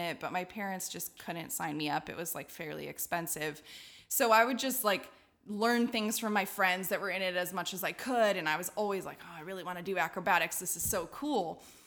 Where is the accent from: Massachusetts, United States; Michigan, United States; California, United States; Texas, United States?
California, United States; Redlands; I'm from Redlands, California, and in Redlands, there's a Y M C A community circus